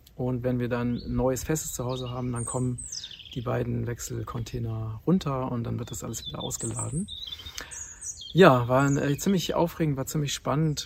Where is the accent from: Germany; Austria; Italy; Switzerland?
Germany; moved away as an adult; also born or lived in Thailand; now in Portugal; dass Deutschland meine Heimat ist und von daher, und dass ich auch nicht aus Zufall in Deutschland geboren wurde